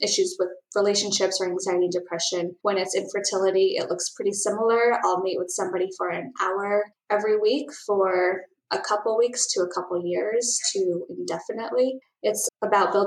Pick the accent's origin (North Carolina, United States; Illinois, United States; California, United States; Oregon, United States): California, United States; San Francisco; also born or lived in Ohio; I grew up in San Francisco